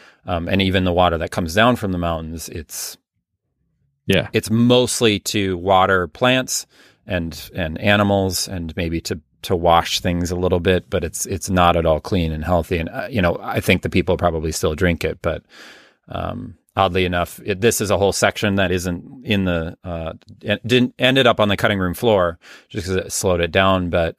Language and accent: English; Midwest, United States; Certainly where I grew up in the Midwest, I still live in the Midwest.